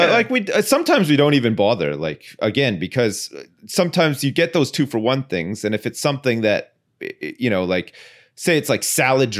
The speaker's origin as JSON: {"language": "English", "town": "Ottawa", "region": "Ontario", "country": "Canada", "tie": "born or raised there", "said": "I remember when I was younger, where I grew up in Ottawa, in the suburbs, they introduced like this their recycling scheme."}